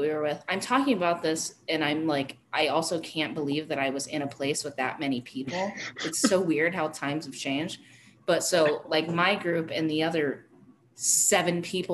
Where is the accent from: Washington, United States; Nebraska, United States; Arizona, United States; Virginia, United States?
Arizona, United States; now in Colorado, United States; growing up in Arizona and living here my whole life